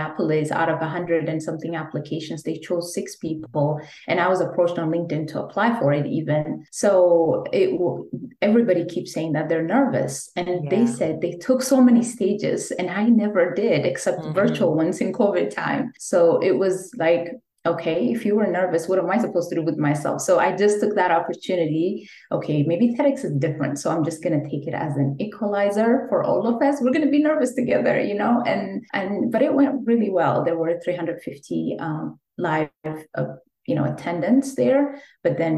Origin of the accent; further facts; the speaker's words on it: Ethiopia; moved away as an adult; So I'm an immigrant from Ethiopia, and I'm a career changer from a completely different field because I used to be in the legal field back home when I was in Ethiopia